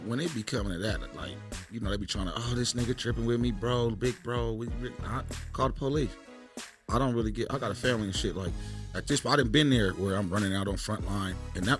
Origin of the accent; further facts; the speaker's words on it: Denver, Colorado, United States; also born or lived in Ohio; And East Denver is what I represent. And that's what it ain't. I grew up in Curtis Park, and I done been everywhere. I done been at Park. I done 13 different schools. So, but it's all been East Denver.